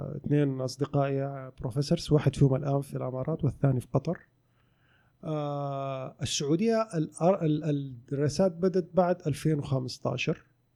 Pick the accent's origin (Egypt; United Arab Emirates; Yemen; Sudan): Sudan; also born or lived in Khartoum; now in Saudi Arabia; في السودان عندنا